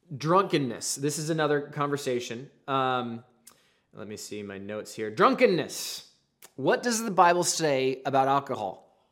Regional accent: the Northwest, Pacific Northwest, United States; I'm from the Northwest

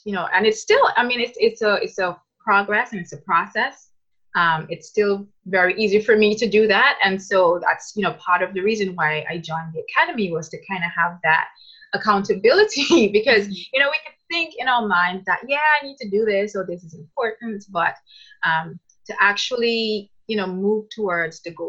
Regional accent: Antigua & Barbuda; now in Canada; I'm originally from Antigua, but I'm now living in Canada.

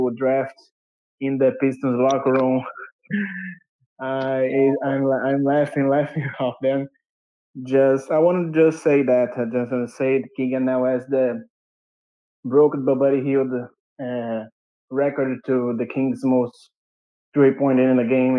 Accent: Brazil; English is a second language; I'm from Brazil.

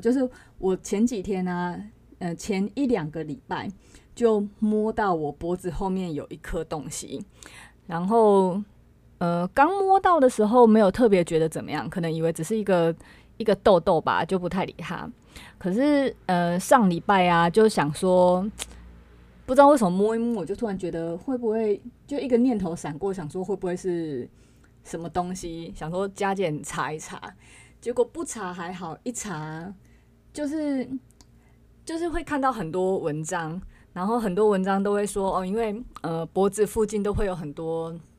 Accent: Chiayi, Taiwan; now in northern Taiwan; 我老家那边好像整个七月都会是， 嗯，就是我们嘉义

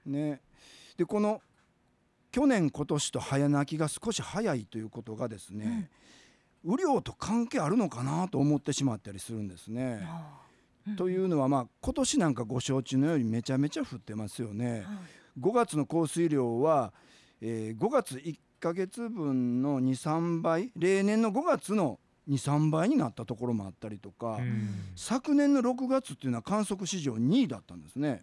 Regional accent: Kobe, Hyogo, Japan; 僕は神戸生まれ、神戸育ちで

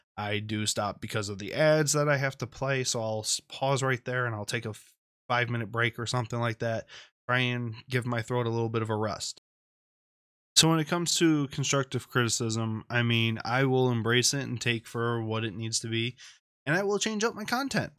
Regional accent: Michigan, United States; Flint, Michigan, right here in my home state.

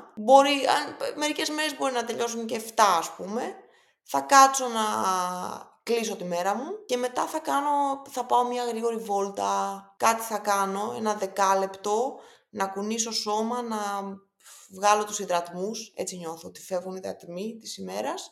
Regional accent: Greece; also born or lived in Boston / New York / London; σαν Ελληνίδα που είχα την τύχη να μπορέσω να ζήσω τόσο πολύ στο εξωτερικό

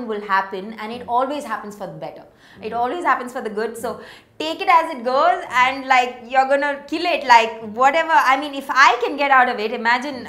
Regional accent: Chennai, Tamil Nadu, India; I'm from Chennai.

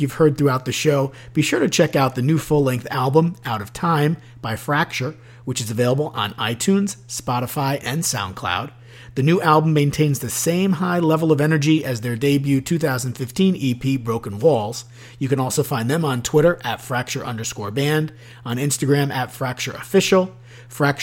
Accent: Orange County, New York, United States; I'm from Orange County

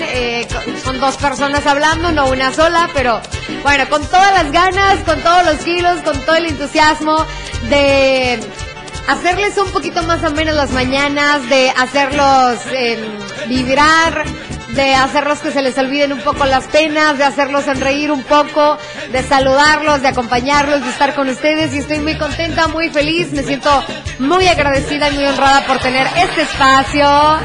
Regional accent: San José de Gracia, Jalisco, Mexico; soy de San José de Gracia, Jalisco

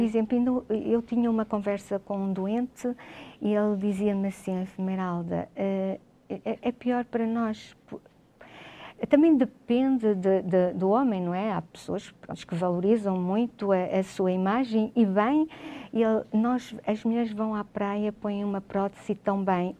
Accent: Vila Real, Norte, Portugal; eu sou natural de Vila Real

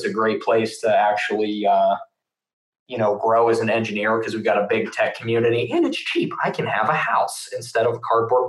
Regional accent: Pittsburgh, Pennsylvania, United States; I'm from Pittsburgh, Pennsylvania

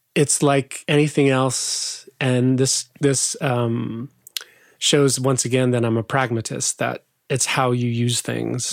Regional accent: southwest Idaho, United States; moved away; I grew up in a little farm town in southwest Idaho

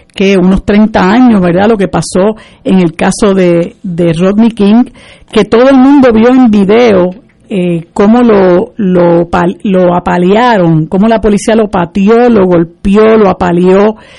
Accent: Puerto Rico

